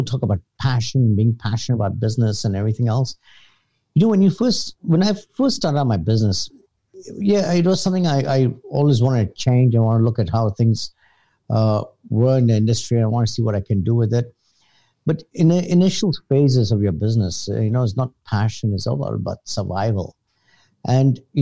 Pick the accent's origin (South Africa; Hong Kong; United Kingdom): Hong Kong; I was born in Hong Kong. Lived all my life here except for high university